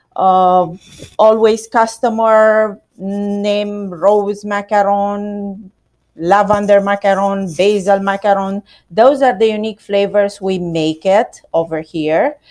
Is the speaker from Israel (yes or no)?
no; Romania; now in United States; I'm Romanian.